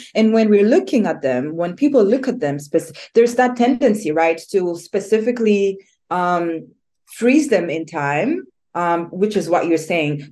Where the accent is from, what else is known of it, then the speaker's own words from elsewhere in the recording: Rwanda; moved away; I am originally born and raised in Rwanda, but I I live in different spaces.